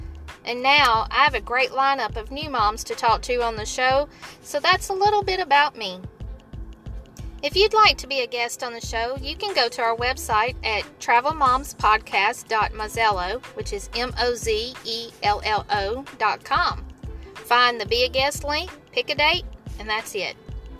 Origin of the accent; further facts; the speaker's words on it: Alabama, United States; I'm 43, a single mom to my mini-me daughter, who I'll be homeschooling this year. I'm born and raised in Alabama.